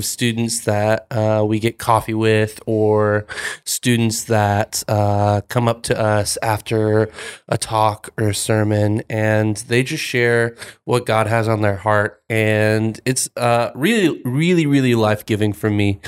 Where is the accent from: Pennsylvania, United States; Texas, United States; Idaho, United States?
Texas, United States; Denton; also born or lived in Belton, Texas; I grew up in Denton, Texas, the Dirty nine forty